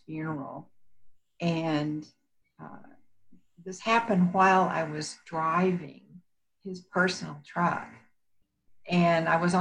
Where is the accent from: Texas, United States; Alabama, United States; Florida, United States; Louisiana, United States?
Texas, United States; accent: Texas; moved away as an adult; also born or lived in Houston, Texas; now in Colorado, United States; I'm originally from Texas